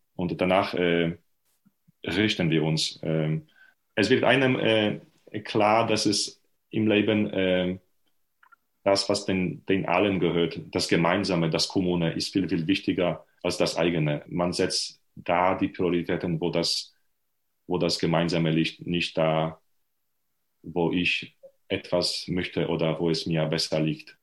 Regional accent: Lubań, Lower Silesian Voivodeship, Poland; German is a second language; moved away as an adult; also born or lived in Leipzig / Heidelberg; Ich bin Pole. Und zwar äh, bin geboren und habe gewohnt in äh, sehr nah von der deutschen Grenze

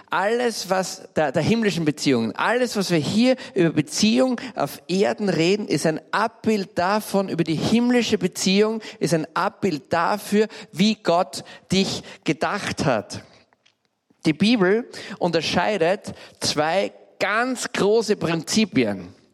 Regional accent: Graz, Styria, Austria; Wie ich zehn, elf oder zwölf Jahre alt war, sind meine Eltern von Graz, ich bin Steirer, gezogen in einen kleinen Vorort. Ein wunderschöner alter Vorort, heißt St. Radigund

